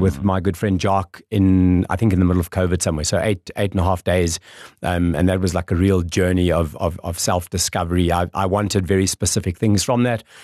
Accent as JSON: {"language": "English", "town": "Windhoek", "region": "Khomas", "country": "Namibia", "tie": "born or raised there", "said": "local boy, born and bred. Um, grew up in Kleinwintuk."}